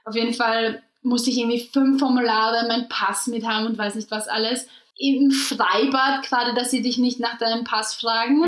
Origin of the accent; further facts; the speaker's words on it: Austria; moved away as an adult; now in Germany; ich bin aus Österreich